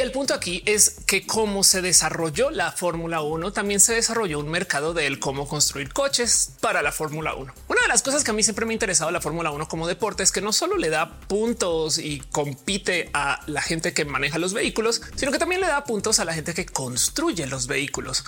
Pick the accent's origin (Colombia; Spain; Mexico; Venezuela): Colombia; soy colombiana